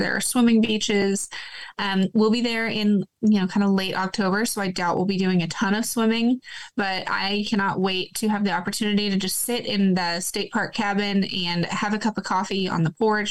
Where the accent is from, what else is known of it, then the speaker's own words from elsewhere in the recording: Lawrence, Kansas, United States; now in Pratt, United States; I grew up in the Northeast out by Lawrence